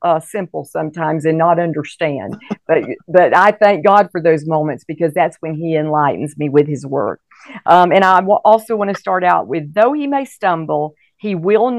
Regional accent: Fort Walton Beach, Florida, United States; moved away as an adult; also born or lived in Mobile, Alabama / India / Colorado Springs, Colorado; I was born in Mobile, and then we moved. My dad was a pastor. We moved to the Florabama area, and he pastored a church in Fort Walton Beach for 32 years

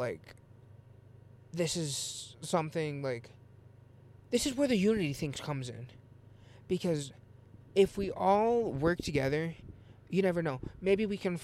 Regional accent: Illinois, United States; I'm actually from Illinois

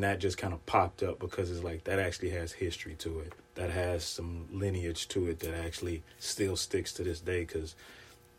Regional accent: Mississippi, United States; moved away as an adult; now in Pacific Northwest, United States; I am from Mississippi originally. I've been in the Pacific Northwest for about 13 years now

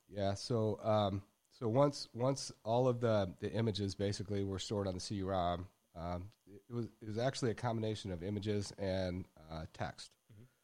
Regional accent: Michigan, United States; moved away as an adult; also born or lived in Dallas, Texas; now in Texas, United States; growing up in Michigan

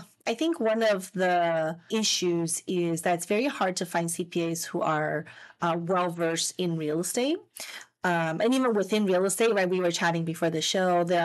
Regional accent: Las Vegas, Nevada, United States; moved away as an adult; now in Southern California, United States; growing up in Las Vegas, I didn't even know there were state income taxes, I guess. So when I first moved to California

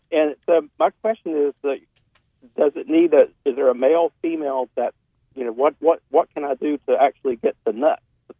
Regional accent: Boone, North Carolina, United States; I grew up just below Boone, in between Boone and Lenore.

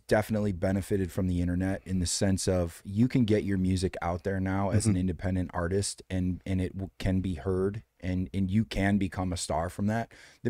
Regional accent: Detroit, Michigan, United States; now in Los Angeles, United States; Detroit. Yeah.

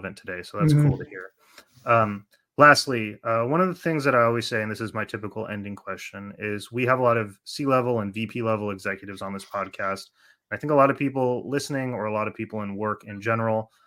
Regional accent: Oakland, California, United States; I'm from Oakland

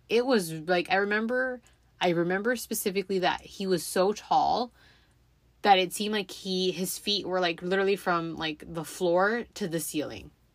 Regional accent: Los Angeles, California, United States; I grew up in the San Fernando Valley, for those of you who are familiar with Southern California.

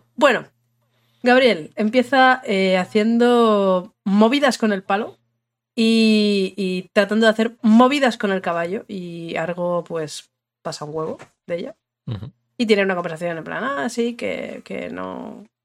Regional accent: northern Spain, Spain; de toda la vida en el norte lo hemos llamado Irrinchi

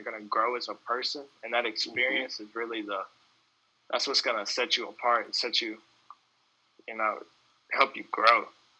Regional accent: Mississippi, United States; now in Ithaca, United States

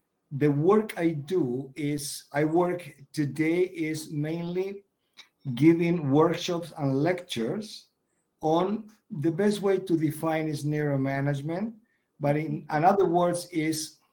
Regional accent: Argentina; moved away as an adult; also born or lived in Europe; I'm born and raised in Argentina.

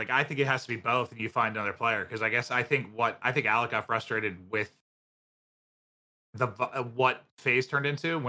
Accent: Mechanicsburg, Pennsylvania, United States; moved away; I grew up in Mechanicsburg.

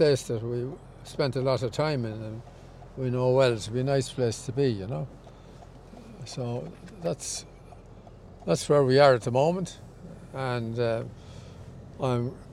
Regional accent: Dublin, Leinster, Ireland; also born or lived in Roscrea; I was born in Dublin, up in Beaumont, near where the Beaumont Hospital is now

